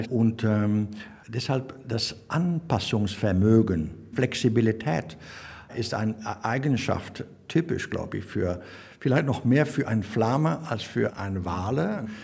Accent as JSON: {"language": "German", "country": "Belgium", "second_language": "German", "said": "wir sind Belgier sind irgendwo Grenzbewohner. Ne? Wir wohnen auf Grenzen."}